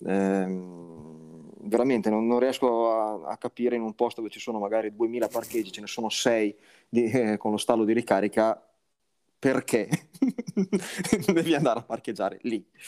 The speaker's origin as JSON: {"language": "Italian", "region": "Liguria", "country": "Italy", "said": "lo dico da Ligure"}